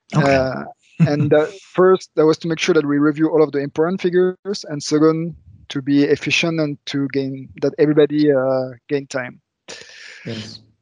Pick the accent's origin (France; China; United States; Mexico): France; moved away as an adult; also born or lived in Luxembourg; now in Germany; I was raised in France